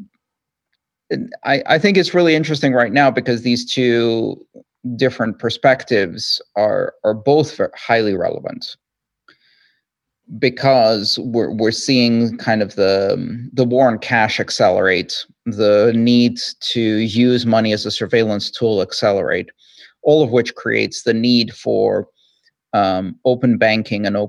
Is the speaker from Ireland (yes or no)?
no; Greece; I grew up in Greece